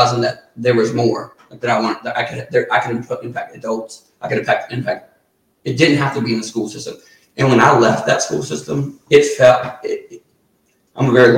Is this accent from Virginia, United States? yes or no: yes; Surry County, Virginia, United States; I'm from Surrey